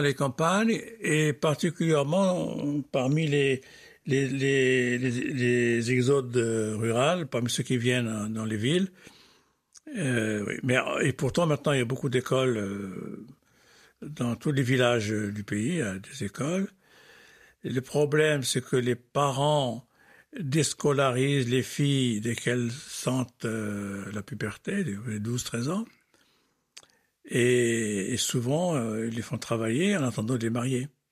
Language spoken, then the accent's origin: French; Fez, Fès-Meknès, Morocco; born or raised there; moved away as an adult; also born or lived in Tangier